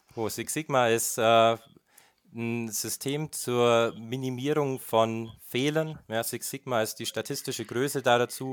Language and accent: German; Germany; beim Energieversorger in meiner Heimatstadt Grumbach